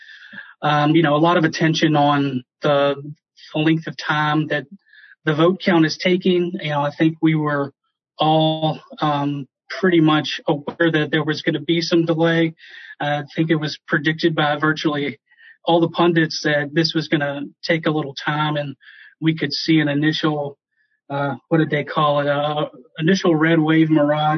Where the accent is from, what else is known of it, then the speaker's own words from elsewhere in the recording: rural Virginia, United States; I grew up pretty rural area of Virginia